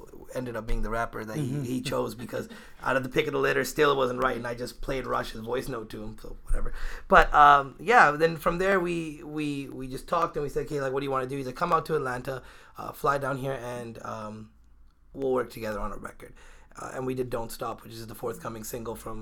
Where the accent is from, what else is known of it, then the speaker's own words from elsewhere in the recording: Victoria, British Columbia, Canada; I'm from Victoria